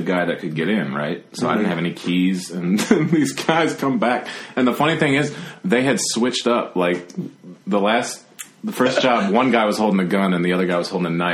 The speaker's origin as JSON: {"language": "English", "region": "Virginia", "country": "United States", "tie": "born or raised there", "said": "growing up in Virginia, like you have a lot of history just around"}